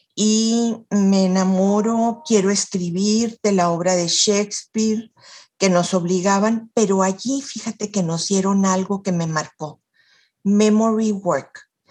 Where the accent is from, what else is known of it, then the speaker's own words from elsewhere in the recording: Chihuahua, Mexico; now in Monterrey, Mexico; Yo soy nacida en Chihuahua de inmigrantes libaneses